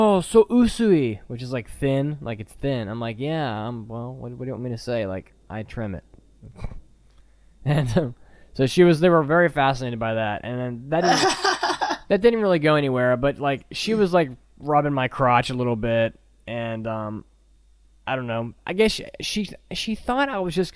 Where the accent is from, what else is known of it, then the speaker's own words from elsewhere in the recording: United States; I'm an American guy